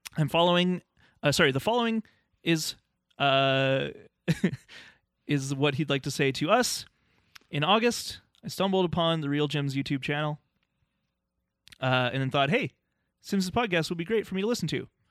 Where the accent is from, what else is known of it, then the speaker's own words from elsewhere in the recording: Canada; as a Canadian, there's certain things in our culture that I'm like, "I don't like that stuff," and I know I should 'cause I'm Canadian